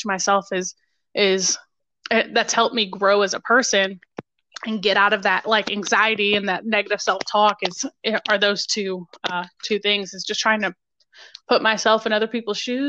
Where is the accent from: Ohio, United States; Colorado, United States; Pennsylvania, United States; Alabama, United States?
Ohio, United States; Toledo; moved away; Originally, I'm from right outside Toledo.